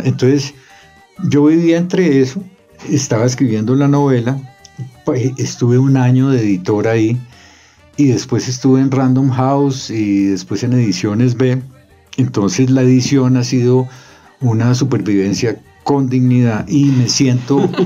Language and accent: Spanish; Bogotá, Colombia; also born or lived in Cartagena / Chocó; nací en Cartagena, criado en Bogotá